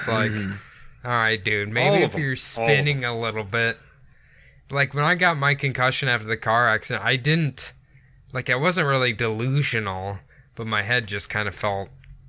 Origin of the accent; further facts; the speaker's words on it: Iowa, United States; I grew up my whole life in Iowa